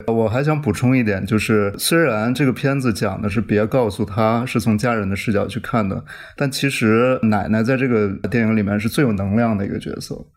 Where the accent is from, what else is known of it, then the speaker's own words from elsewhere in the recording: Changchun, Jilin, China; moved away; 他是长春人，我也是长春人，呃，就是吉林省的省会